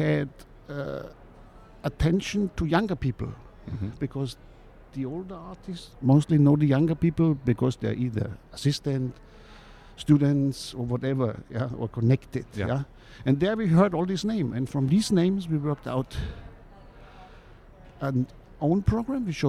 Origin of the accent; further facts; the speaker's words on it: Munich, Bavaria, Germany; moved away; also born or lived in Cologne; I come from Munich. I studied art history in Munich